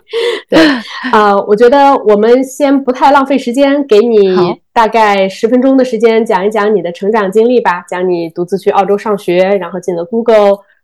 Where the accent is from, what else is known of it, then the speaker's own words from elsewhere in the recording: Zhengzhou, Henan, China; moved away; also born or lived in Sydney / New York; 原来Susan和我都是郑州人